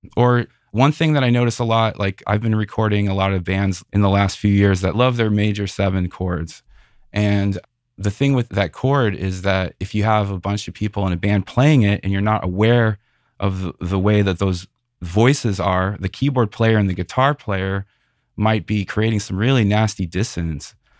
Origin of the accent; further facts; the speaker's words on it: Northwest Indiana, United States; now in San Francisco Bay Area, United States; I grew up in Northwest Indiana, right outside Chicago